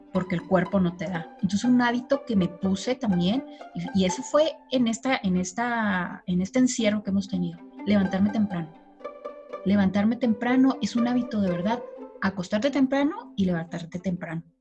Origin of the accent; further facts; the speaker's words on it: Chihuahua, Mexico; soy de Chihuahua